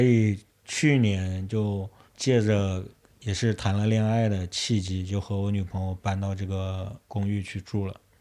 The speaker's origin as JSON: {"language": "Chinese", "town": "Yichang", "region": "Hubei", "country": "China", "tie": "born or raised there", "also_born_or_lived": "Beijing", "moved": "as an adult", "said": "我特别特别喜欢我的老家，就是宜昌"}